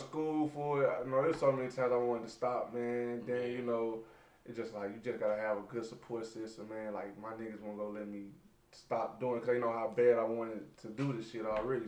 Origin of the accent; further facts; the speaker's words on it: St. Louis, Missouri, United States; So I am from St. Louis